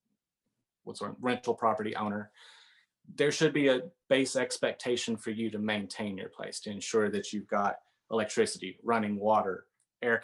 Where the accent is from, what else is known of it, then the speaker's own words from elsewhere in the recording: Northeast Arkansas, United States; now in Siloam Springs, United States; I grew up in Northeast Arkansas, and so I grew up around agriculture and on livestock farming